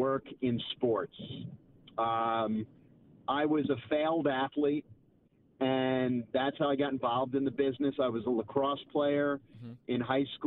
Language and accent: English; United States; I am an American